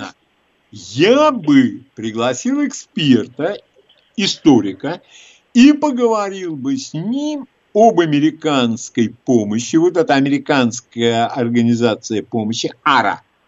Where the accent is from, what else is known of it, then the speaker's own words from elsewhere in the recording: Moscow, Russia; Я москвич, я давно живу э, всю жизнь в нашем городе.